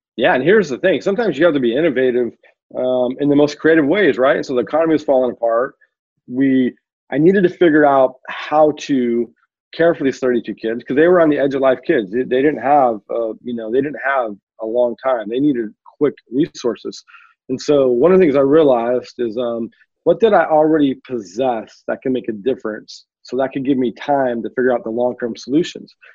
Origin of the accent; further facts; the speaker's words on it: just outside of Oakland, California, United States; I grew up just outside of Oakland, California